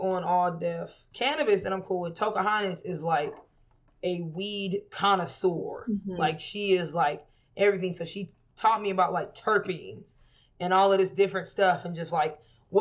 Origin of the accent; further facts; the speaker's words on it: Houston, Texas, United States; now in Los Angeles, United States; I'm from Houston, where everybody got a gun